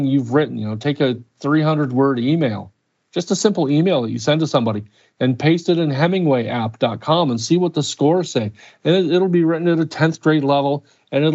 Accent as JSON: {"language": "English", "region": "Indiana", "country": "United States", "tie": "born or raised there", "said": "I grew up in Indiana"}